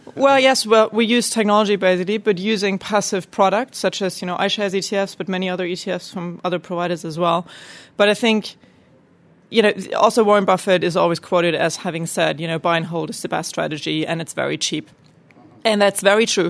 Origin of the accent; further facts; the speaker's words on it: Germany; growing up in Germany